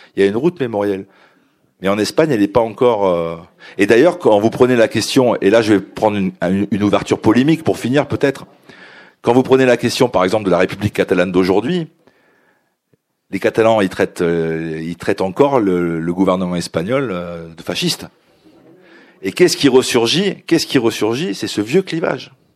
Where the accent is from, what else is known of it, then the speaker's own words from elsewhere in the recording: France; je suis, je suis français, j'ai un des papiers français